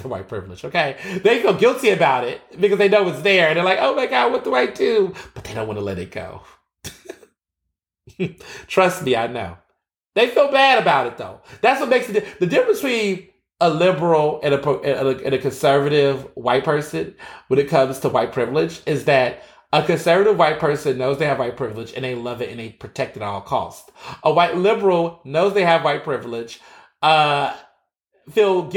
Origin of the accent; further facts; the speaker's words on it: Texas, United States; I grew up in Texas, so Juneteenth parade, that was my life.